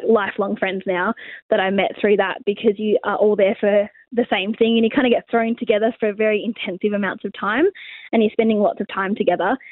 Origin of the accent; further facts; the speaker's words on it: Western Australia, Australia; also born or lived in Melbourne, Victoria / Safety Bay / Warnbro / Mandurah; So we moved to WA when I was about 4.